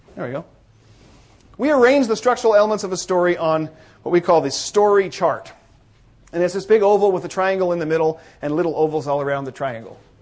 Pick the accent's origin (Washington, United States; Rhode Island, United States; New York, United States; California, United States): Washington, United States; Northeast Washington State, United States; I am from Northeast Washington State, where the air is thinner and drier